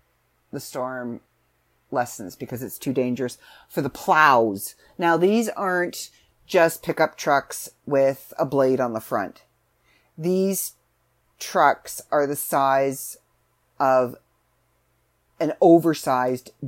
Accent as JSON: {"language": "English", "country": "Canada", "also_born_or_lived": "Southern Ontario", "said": "I'm Canadian"}